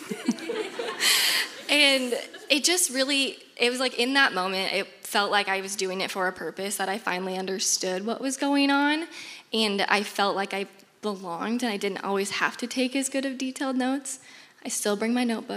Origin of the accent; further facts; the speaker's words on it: Des Moines, Iowa, United States; I'm from Des Moines, born and raised